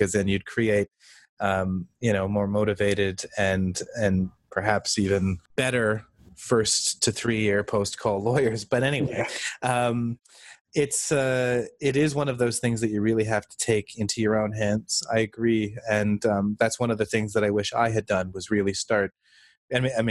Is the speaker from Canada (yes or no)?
yes; Canada; I am Canadian